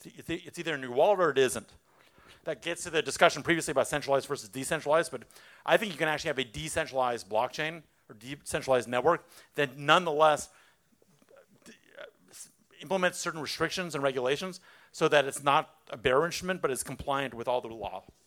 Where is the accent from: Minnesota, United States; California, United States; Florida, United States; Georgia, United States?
California, United States; Los Angeles; I'm from Los Angeles